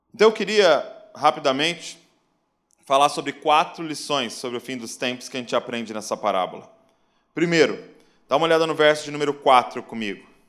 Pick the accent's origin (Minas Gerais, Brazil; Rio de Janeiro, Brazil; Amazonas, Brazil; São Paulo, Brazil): São Paulo, Brazil; Bragança Paulista; sou lá de Bragança Paulista, interior de São Paulo